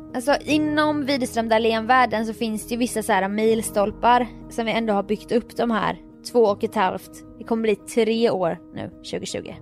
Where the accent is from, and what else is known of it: Jönköping, Jönköping County, Sweden; born or raised there